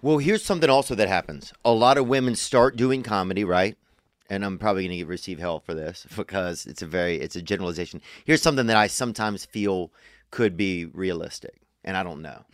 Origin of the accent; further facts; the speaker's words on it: Louisiana, United States; I'm from Louisiana